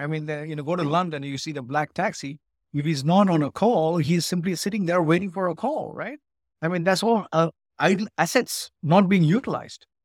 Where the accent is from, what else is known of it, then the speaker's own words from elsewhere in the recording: Ooty, Tamil Nadu, India; moved away as an adult; also born or lived in United Kingdom; now in Chicago, United States; I grew up in India. I studied in a school in Ooty